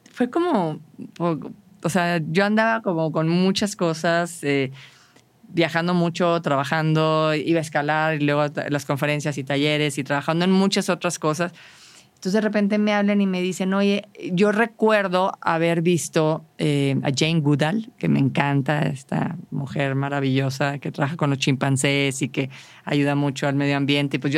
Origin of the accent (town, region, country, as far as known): Saltillo, Coahuila, Mexico